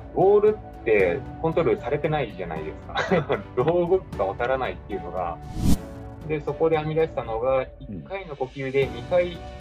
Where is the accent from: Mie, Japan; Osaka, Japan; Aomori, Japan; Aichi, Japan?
Aichi, Japan; Tahara; 僕の地元の愛知県の田原市